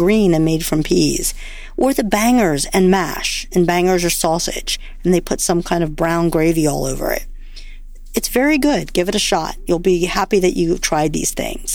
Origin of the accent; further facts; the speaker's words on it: United States; because I'm from America, I'm accustomed to my hard-boiled eggs being well done